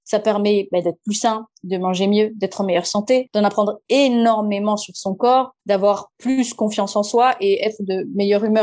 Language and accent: French; Madagascar; je viens de Madagascar.